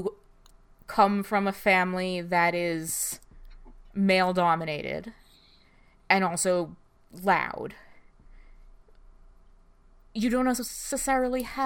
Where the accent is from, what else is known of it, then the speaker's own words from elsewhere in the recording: New Jersey, United States; I'm from North Jersey.